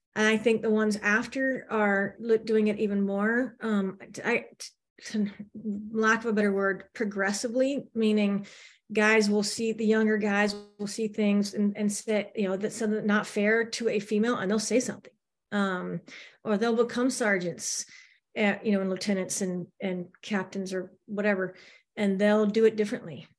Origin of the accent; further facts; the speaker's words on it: the South, United States; also born or lived in Manhattan, New York / North Central Florida; we're from the South, that's where our family is